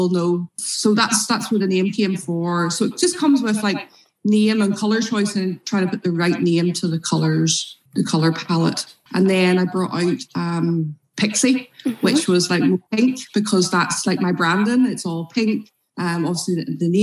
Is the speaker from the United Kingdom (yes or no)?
yes; Ballymena, Northern Ireland, United Kingdom; I'm from Ballymena.